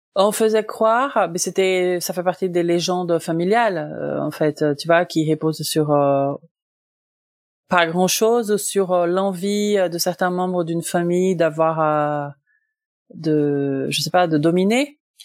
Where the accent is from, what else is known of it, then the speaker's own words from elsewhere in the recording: Brazil; moved away as an adult; now in France; je suis brésilienne de naissance